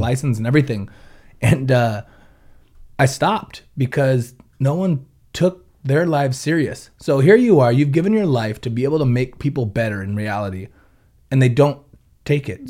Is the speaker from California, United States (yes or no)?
yes; Ventura, California, United States; born and raised in Ventura